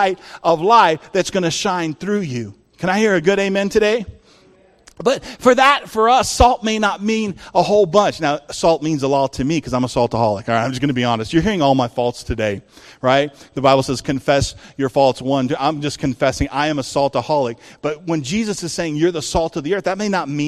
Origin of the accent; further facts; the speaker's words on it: El Paso, Texas, United States; now in California, United States; where we grew up in El Paso, Texas